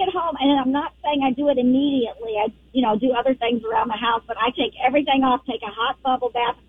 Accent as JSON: {"language": "English", "region": "Texas", "country": "United States", "moved": "yes", "said": "I'm originally from Texas, and I still say fixin' and y'all."}